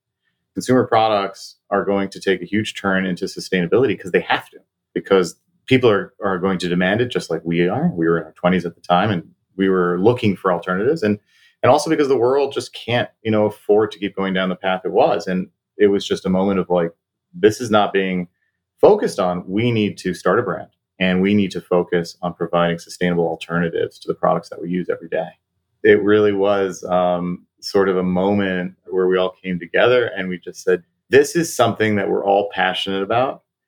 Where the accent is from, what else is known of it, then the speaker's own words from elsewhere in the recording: Taiwan; And mind you, this is in the late 80s, early 90s in Taiwan, where I grew up, actually.